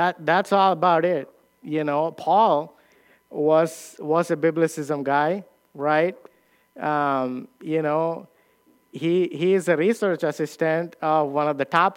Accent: India; moved away; I came from India

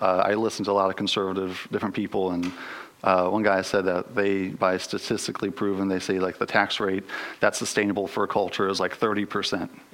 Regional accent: United States; as American Western Christians

